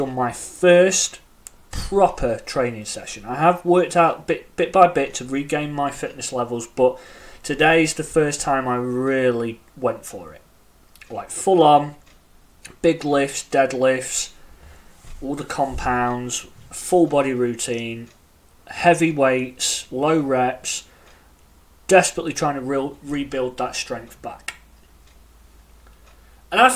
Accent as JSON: {"language": "English", "country": "United Kingdom", "accent": "British", "said": "As you can tell by my accent, I am in the UK."}